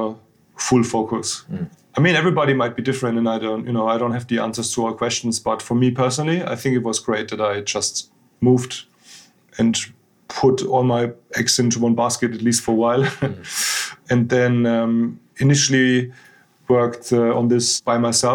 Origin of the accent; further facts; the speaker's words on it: a small village near Munich, Bavaria, Germany; English is a second language; moved away as an adult; also born or lived in Frankfurt; now in London, United Kingdom; I'm originally from the south of Germany, actually, which a lot of people probably associate with beer and schnitzel, which we do like actually a lot in Bavaria. But yeah, I actually grew up in a very small village, not too far from Munich